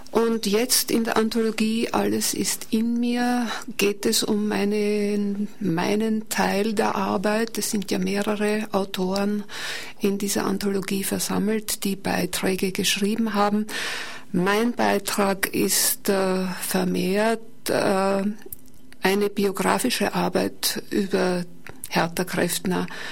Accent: Burgenland, Austria; hätte ich nicht heißen wollen als Burgenländerin

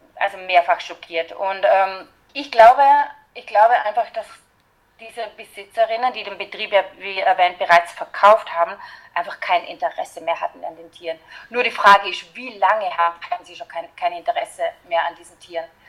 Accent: Austria; bei uns in Österreich

